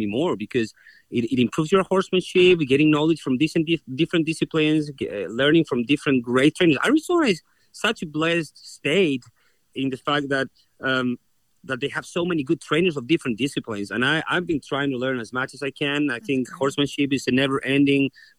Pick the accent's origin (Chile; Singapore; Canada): Chile; Concepción, Biobío; moved away as an adult; also born or lived in Australia; now in United States; I was born in Chile, in the city of Concepcion, which means conception. My family's been from that area since ever